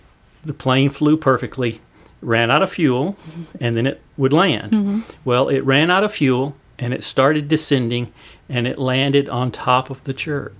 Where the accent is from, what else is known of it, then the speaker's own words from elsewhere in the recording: Thomaston, Georgia, United States; growing up in Thomaston, it was very idyllic